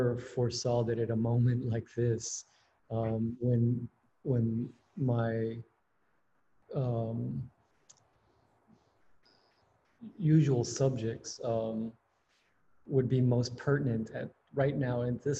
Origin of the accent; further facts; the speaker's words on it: San Antonio, Texas, United States; moved away as an adult; also born or lived in Houston, Texas; now in New Haven, United States; I am a Texas native. Born and raised in San Antonio, Texas, was living in Houston for the past 3 or 4 years